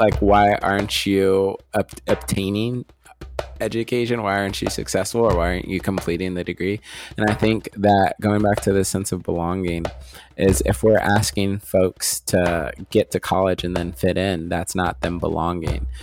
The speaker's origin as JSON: {"language": "English", "region": "Midwest", "country": "United States", "tie": "born or raised there", "said": "us growing up in the Midwest"}